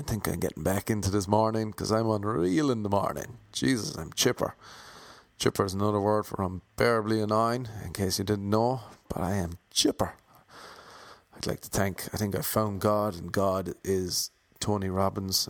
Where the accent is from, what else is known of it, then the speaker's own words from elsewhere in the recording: Ireland; accent: Irish; I have an Irish accent